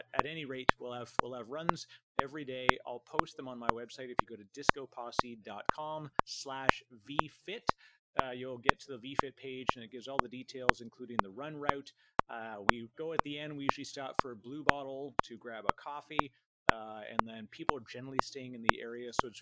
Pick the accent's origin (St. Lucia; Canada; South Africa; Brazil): Canada; I'm Canadian